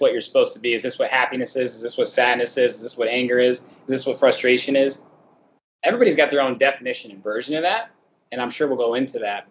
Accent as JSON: {"language": "English", "town": "Santa Monica", "region": "California", "country": "United States", "tie": "born or raised there", "said": "I was born in Santa Monica because they were going to medical school at UCLA"}